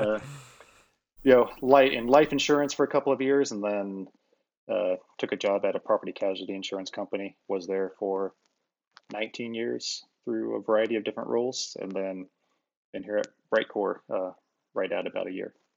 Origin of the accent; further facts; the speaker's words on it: Iowa, United States; I grew up, born and raised in Iowa